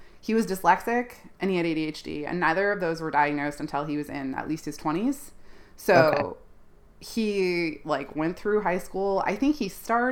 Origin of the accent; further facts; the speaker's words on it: Ontario, Canada; Ontario, which is where I grew up in Canada.